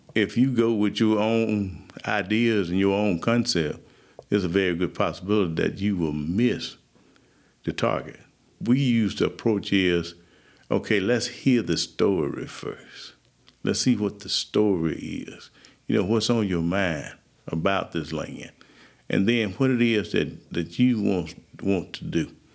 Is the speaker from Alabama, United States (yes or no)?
yes; Marengo County, Alabama, United States; I'm from Marengo County, Alabama, and that's in the midst of the western part of the Alabama Black Belt. Uh, I was born uh, in the Black Belt. Was, matter of fact, I was born across the road from where I live now.